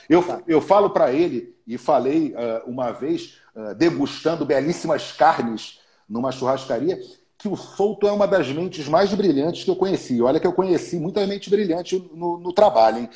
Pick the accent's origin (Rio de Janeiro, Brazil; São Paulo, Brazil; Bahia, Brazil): Rio de Janeiro, Brazil; sou carioca, eu sou carioca, era do Flamengo